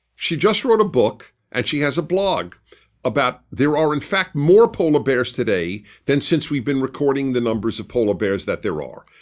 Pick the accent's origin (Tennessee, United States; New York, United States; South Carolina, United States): New York, United States; New York City; I grew up in Brooklyn